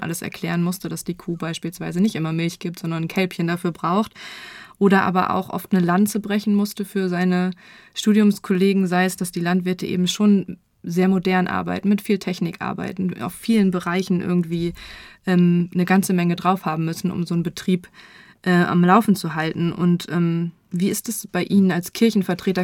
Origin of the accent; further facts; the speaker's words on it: Nienburg, Lower Saxony, Germany; also born or lived in Göttingen; gebürtig komme ich tatsächlich aus Nienburg